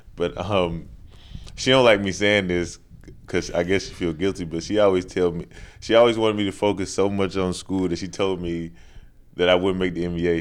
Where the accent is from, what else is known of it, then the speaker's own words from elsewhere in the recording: Charlotte, North Carolina, United States; Charlotte, North Carolina